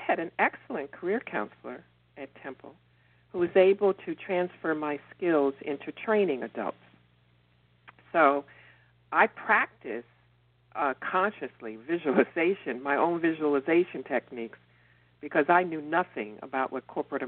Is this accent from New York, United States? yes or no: yes; New York City, New York, United States; also born or lived in Long Island; I was born and raised in the Bronx, and when I was 12 years old, my parents moved me out